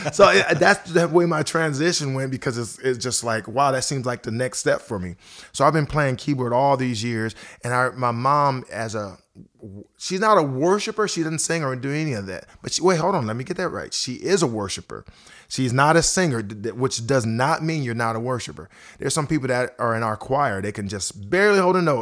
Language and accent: English; Akron, Ohio, United States; moved away as an adult; also born or lived in Twinsburg, Ohio; now in Nashville, United States; I've been in Nashville here for about fourteen and a half years, but I grew up in Akron, Ohio